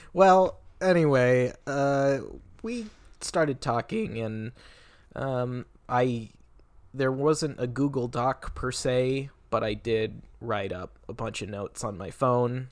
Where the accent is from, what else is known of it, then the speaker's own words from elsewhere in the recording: Federal Way, Washington, United States; I was in my hometown of Federal Way, Washington